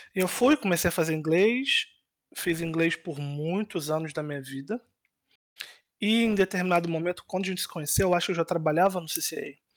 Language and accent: Portuguese; Rio de Janeiro, Brazil; moved away as an adult; now in Poland; Eu Nasci e cresci basicamente minha vida inteira no, no Rio de Janeiro, né, de governador